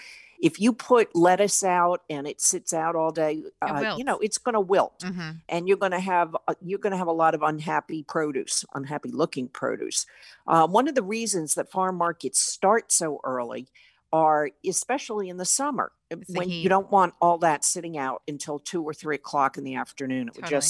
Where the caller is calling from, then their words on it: Maine, United States; I am in Maine today. Yes, I'm calling in from Maine.